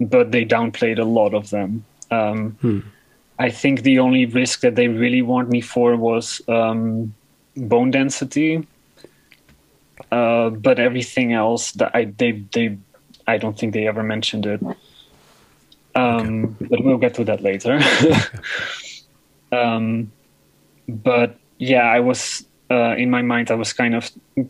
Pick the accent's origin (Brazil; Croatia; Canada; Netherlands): Netherlands; English is a second language; the gender clinic in my hometown